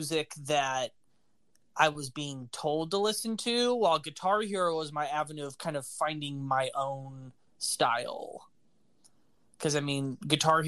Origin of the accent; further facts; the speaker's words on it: Alabama, United States; I was born in Alabama